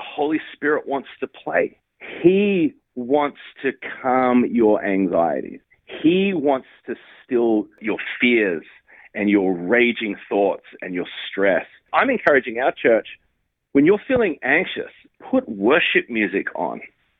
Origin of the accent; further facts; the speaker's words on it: Australia; moved away as an adult; now in United States; I came over to the United States from Australia